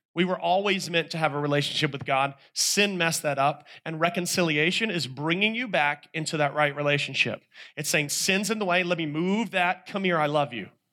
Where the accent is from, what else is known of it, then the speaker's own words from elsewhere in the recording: North Carolina, United States; I'm a guy from North Carolina